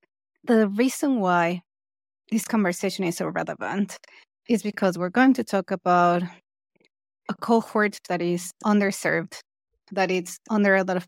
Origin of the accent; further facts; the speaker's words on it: Mexico; I am from Mexico.